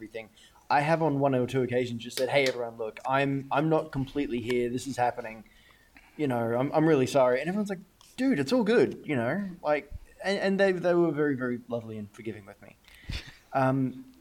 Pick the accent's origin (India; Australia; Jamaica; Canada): Australia; yes, well, I am Australian